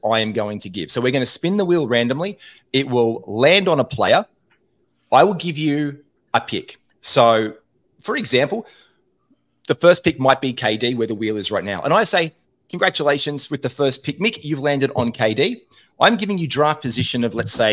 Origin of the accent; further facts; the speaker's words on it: Australia; being four Australian blokes